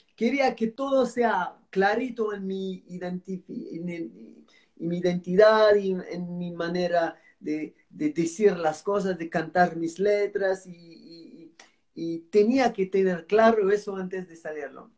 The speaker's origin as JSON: {"language": "Spanish", "town": "Marseille", "region": "Provence-Alpes-Côte d'Azur", "country": "France", "tie": "born or raised there", "second_language": "Spanish", "lives_now": "Antibes, France", "said": "yo, nací, en Marsella"}